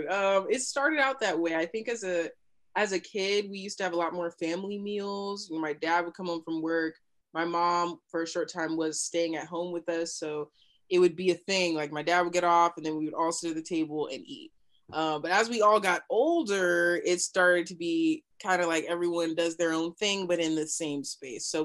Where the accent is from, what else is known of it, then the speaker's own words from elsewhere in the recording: New Mexico, United States; also born or lived in Kansas; Yeah, I was born in Kansas, um, but raised in New Mexico.